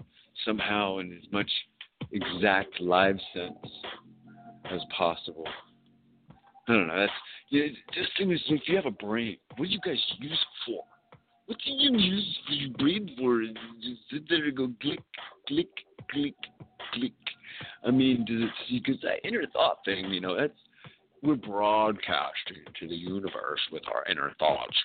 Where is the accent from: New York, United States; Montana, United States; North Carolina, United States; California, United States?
California, United States; I'm from California